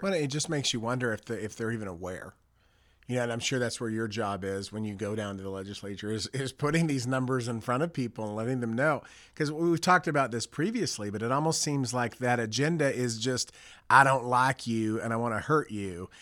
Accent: Dallas, Texas, United States; it's my hometown. It's where I've grown up

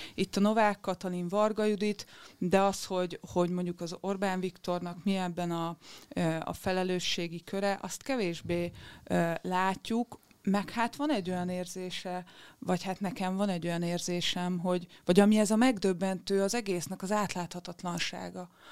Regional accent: Győr, Győr-Moson-Sopron, Hungary; én Győri vagyok

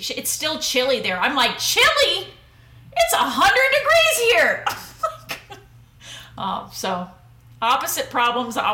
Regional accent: south of Houston, Texas, United States; I'm from south of Houston

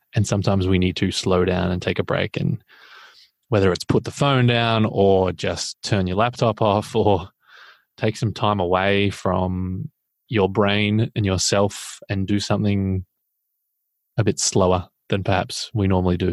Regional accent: Australia; as an Australian

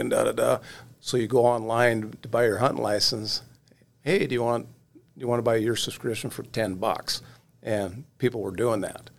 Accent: Oregon, United States; moved away as an adult; now in North Dakota, United States; I grew up in Oregon, and, uh, and like I said, and grew up with a fly rod in my hand

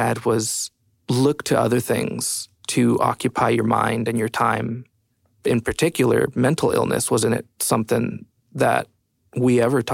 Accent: El Paso, Texas, United States; moved away as an adult; now in Austin, United States; I'm from originally El Paso, Texas, and I've been in Austin for about 8 years

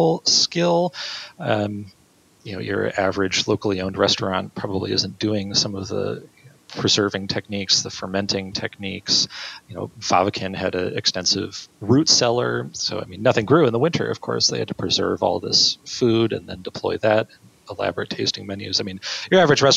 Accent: Marquette, Michigan, United States; my hometown of Marquette, Michigan

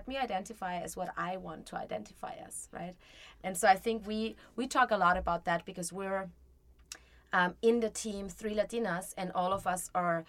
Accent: Mexico; also born or lived in Austria; I am half Mexican. I am half Austrian. There is no really. Like, my dad is from Mexico. My mom is from Austria. I lived in both countries. I grew up bilingual.

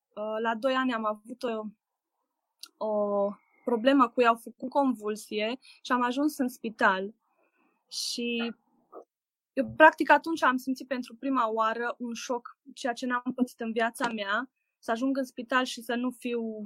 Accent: Oradea, Bihor County, Romania; sunt din Oradea

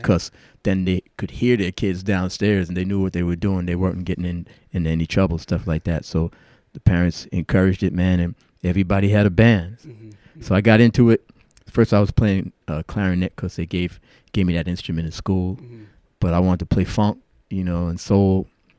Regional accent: New York City, New York, United States; also born or lived in Brooklyn; I'm from New York City, born in Brooklyn, and raised in Queens, Jamaica, Queens.

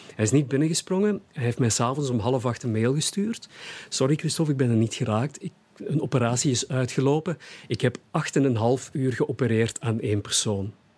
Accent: Hasselt, Flanders, Belgium; Hasselt is, is, mijn, is mijn geboortestad. Ik ben geboren en eh, getogen Hasselaar.

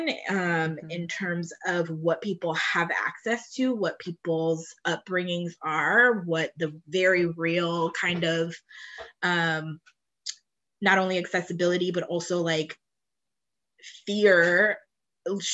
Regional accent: Cleveland, Ohio, United States; I'm from Cleveland and I am from a majority Black suburb

